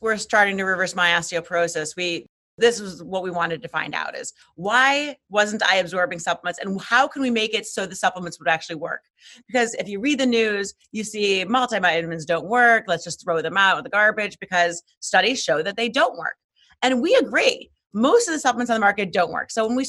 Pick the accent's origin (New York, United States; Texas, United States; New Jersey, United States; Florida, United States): New York, United States; New York City; I'm from Manhattan.